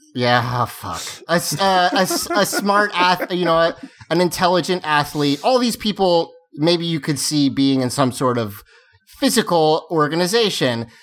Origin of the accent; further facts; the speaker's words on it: the Carolinas, United States; I'm from the Carolinas